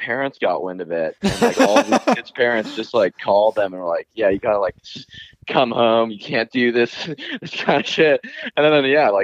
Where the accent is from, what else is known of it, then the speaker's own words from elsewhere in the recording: Santa Monica, California, United States; I'm from Santa Monica.